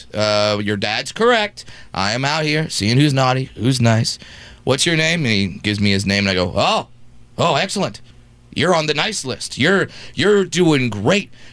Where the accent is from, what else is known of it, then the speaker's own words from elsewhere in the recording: Brea, California, United States; doing 5 shows in my hometown.